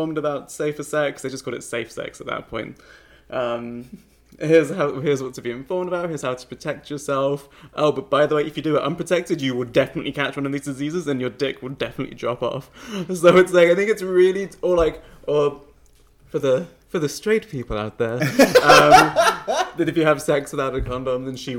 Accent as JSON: {"language": "English", "region": "England", "country": "United Kingdom", "said": "I'm English"}